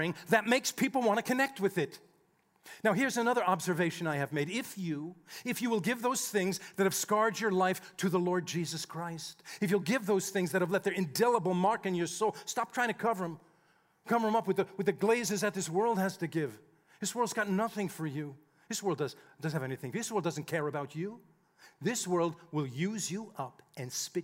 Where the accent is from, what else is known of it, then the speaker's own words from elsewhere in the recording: United States; we grew up just outside of New York City